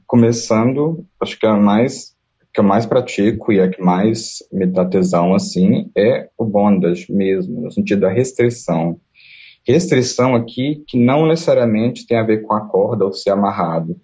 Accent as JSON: {"language": "Portuguese", "town": "Coronel Fabriciano", "region": "Minas Gerais", "country": "Brazil", "tie": "born or raised there", "also_born_or_lived": "Belo Horizonte", "moved": "as an adult", "lives_now": "Berlin, Germany", "said": "sou de Coronel Fabriciano, Minas Gerais"}